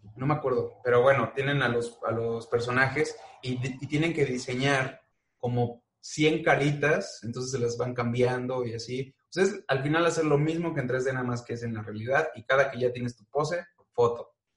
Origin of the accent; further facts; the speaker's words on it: Mexico; tenemos muchos los mexicanos